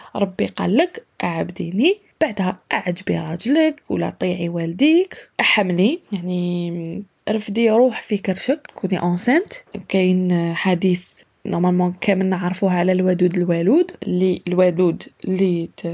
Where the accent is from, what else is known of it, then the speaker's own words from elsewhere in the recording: Algeria; moved away; also born or lived in Europe; تاعنا في الجزائر